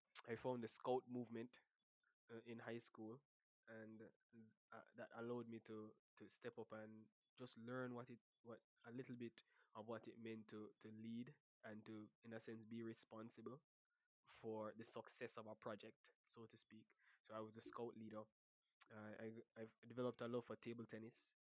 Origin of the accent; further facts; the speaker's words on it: Port Maria, Saint Mary, Jamaica; also born or lived in Highgate, St. Mary / Kingston; I'm originally from Port Maria, St. Mary.